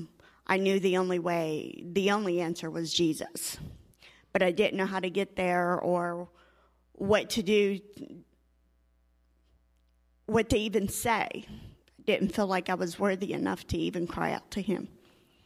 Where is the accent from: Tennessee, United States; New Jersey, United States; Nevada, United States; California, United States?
Tennessee, United States; Cookeville; moved away as an adult; I come up from Cookeville, Tennessee